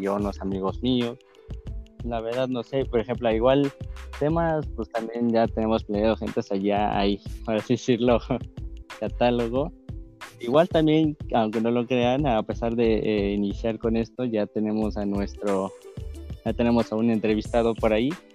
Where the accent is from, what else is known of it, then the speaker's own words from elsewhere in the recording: Mexico City, Mexico; yo soy de la ciudad, yo soy de Ciudad de México